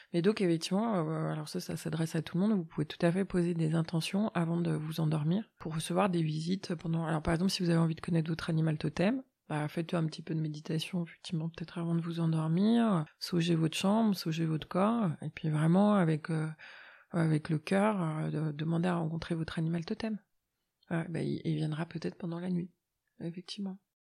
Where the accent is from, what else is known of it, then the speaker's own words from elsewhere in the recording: Annecy, Auvergne-Rhône-Alpes, France; je suis née à Annecy